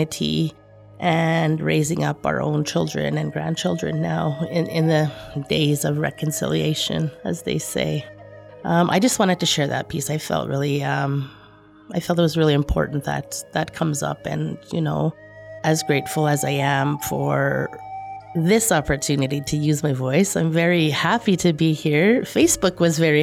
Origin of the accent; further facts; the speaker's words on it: Opaskwayak Cree Nation, Manitoba, Canada; moved away as an adult; now in Winnipeg, Canada; I come from Opaskwayak Cree Nation. I'm currently living in Winnipeg. I've been in Winnipeg for about 25 years.